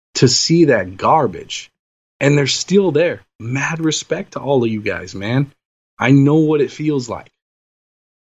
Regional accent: Southern California, United States; grew up in SoCal, USC guy

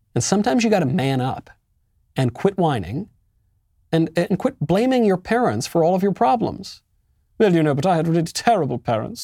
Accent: United States; now in Tennessee, United States; I'm an American.

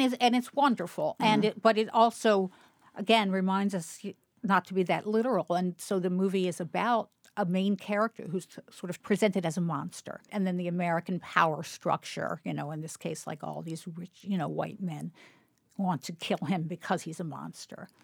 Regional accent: Baltimore, Maryland, United States; growing up in Baltimore

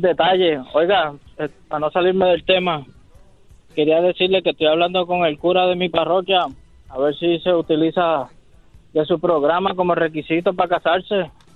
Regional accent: Puerto Rico; soy puertorriqueño

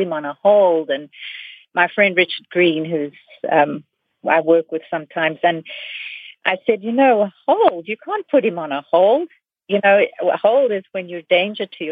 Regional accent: South Africa; moved away; I'm from South Africa. I've seen this happen in Africa. I've lived in a fascist country

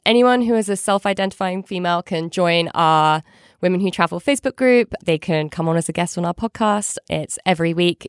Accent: United Kingdom; now in United States; As a Brit abroad

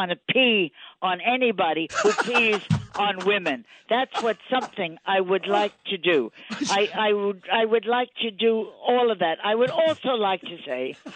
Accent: New York City, New York, United States; I was a New Yorker.

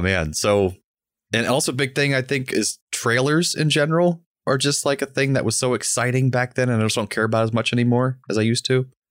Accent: Orlando, Florida, United States; I was born and raised in Orlando

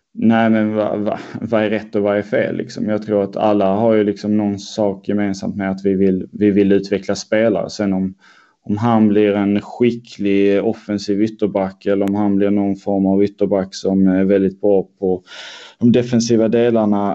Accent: Helsingborg, Skåne, Sweden; moved away as an adult; now in Stockholm, Sweden; jag är uppväxt i Helsingborgsområdet, eh, strax norr om Helsingborg.

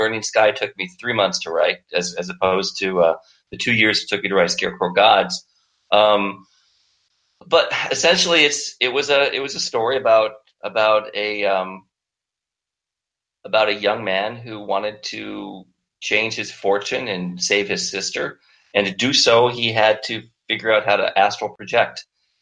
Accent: Chattanooga, Tennessee, United States; also born or lived in Sioux Falls, South Dakota; I traveled all over the U.S. and ended up living most of my childhood in Chattanooga, Tennessee, of all places

